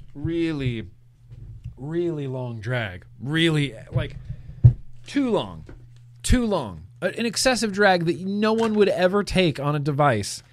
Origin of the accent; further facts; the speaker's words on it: California, United States; I'm a Californian